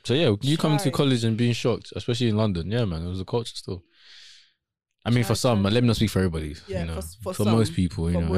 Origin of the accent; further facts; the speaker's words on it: Nigeria; now in United Kingdom; Growing up in Nigeria